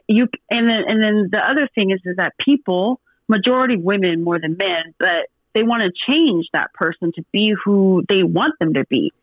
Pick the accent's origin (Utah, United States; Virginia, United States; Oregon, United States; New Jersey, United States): Oregon, United States; Portland; also born or lived in Washington; now in Dallas, United States; I'm from Portland, and I lived in Washington for I got 12, 13 years of my life. I was in Washington before I moved to Dallas, but I'm originally from Portland, Oregon